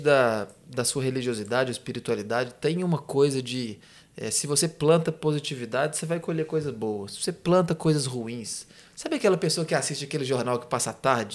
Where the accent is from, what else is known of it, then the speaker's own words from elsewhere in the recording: interior of Minas Gerais, Brazil; sou do interior de Minas